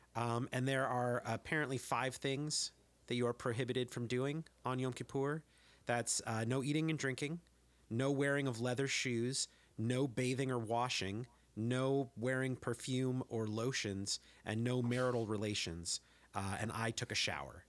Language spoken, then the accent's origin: English; San Jose, California, United States; now in Berkeley, United States; I grew up in San Jose